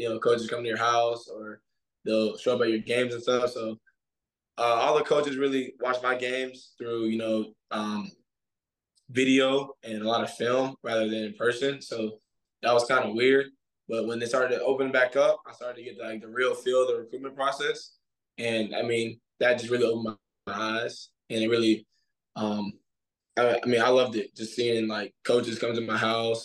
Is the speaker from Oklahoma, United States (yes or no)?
no; Suwanee, Georgia, United States; moved away as an adult; now in Clemson, United States; I'm from Suwanee, Georgia